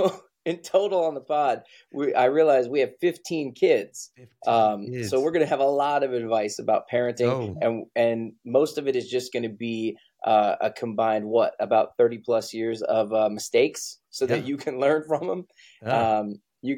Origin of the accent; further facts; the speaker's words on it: Texas, United States; whether it was Navy, growing up in Texas, what it was